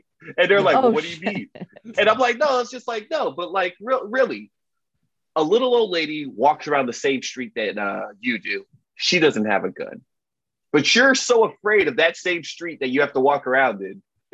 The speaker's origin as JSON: {"language": "English", "town": "Miami", "region": "Florida", "country": "United States", "tie": "born or raised there", "said": "my hometown, the beautiful, sunny, exquisite Miami, Florida"}